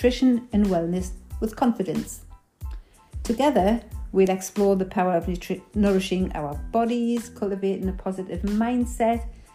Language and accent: English; Newcastle upon Tyne, North East England, United Kingdom; accent: Geordie; Because of my Geordie accent, some people may find it a little bit difficult to understand the dialect.